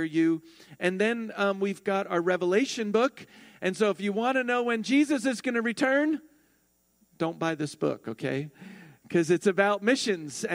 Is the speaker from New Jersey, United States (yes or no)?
yes; New Jersey, United States; I am New Jersey born and raised